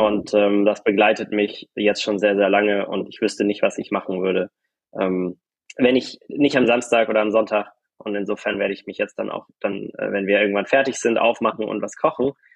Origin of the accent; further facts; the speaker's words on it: Germany; als Deutsche